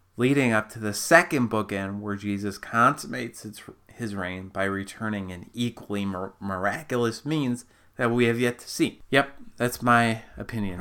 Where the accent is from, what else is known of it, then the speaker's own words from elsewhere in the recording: Minnesota, United States; I'm not from Canada, I'm from Minnesota